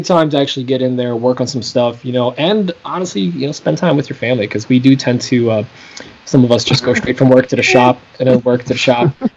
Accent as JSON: {"language": "English", "country": "Poland", "moved": "yes", "lives_now": "United States", "said": "I am a foreigner. I am from Poland"}